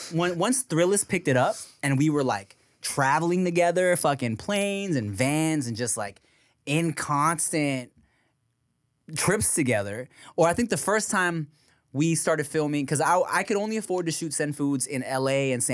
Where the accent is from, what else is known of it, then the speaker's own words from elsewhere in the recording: Philippines; Yeah. I'm Filipino like, dude, gay?